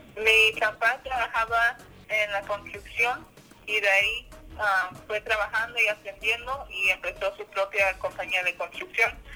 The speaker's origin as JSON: {"language": "Spanish", "region": "Idaho", "country": "United States", "tie": "born or raised there", "also_born_or_lived": "California", "said": "mi hermana y yo nacimos en California y mis papás ahí estaban trabajando. Entonces, ah, yo como tenía un año cuando mis papás se mudaron a Idaho"}